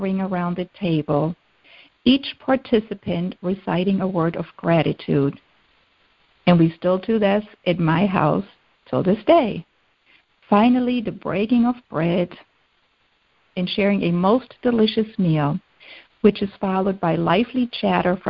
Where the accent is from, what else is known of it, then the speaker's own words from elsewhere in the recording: Germany; moved away; Growing up in Germany